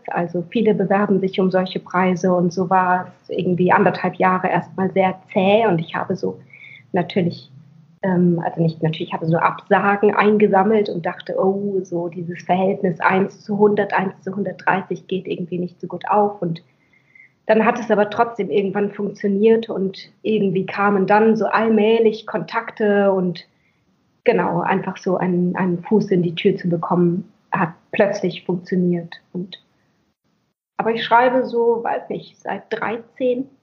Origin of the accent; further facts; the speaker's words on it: Schleswig-Holstein, Germany; Ich bin in Schleswig-Holstein aufgewachsen